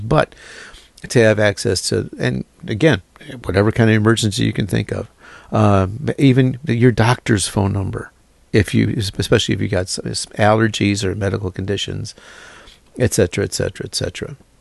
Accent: Chicago, Illinois, United States; moved away; I'm from Chicago

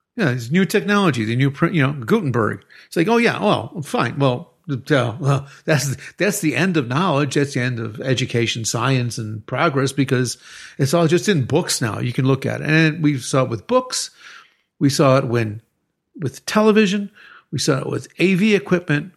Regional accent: Chicago, Illinois, United States; now in Querétaro, Mexico; I'm from Chicago

